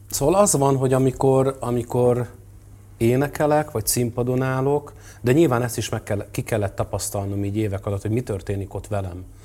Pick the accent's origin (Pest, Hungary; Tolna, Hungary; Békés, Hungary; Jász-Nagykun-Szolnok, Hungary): Jász-Nagykun-Szolnok, Hungary; Törökszentmiklós; én is a Hold utcában nőttem föl Törökszent Miklóson